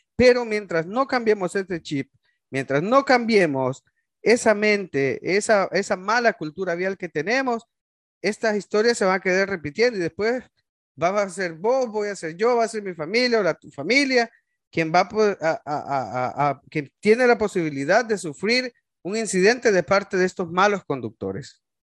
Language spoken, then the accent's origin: Spanish; El Salvador; moved away; como salvadoreños